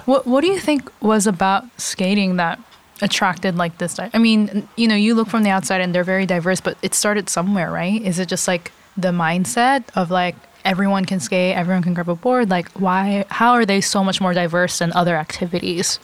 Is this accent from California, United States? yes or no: yes; Los Angeles, California, United States; also born or lived in San Marino, California; now in New York, United States; I grew up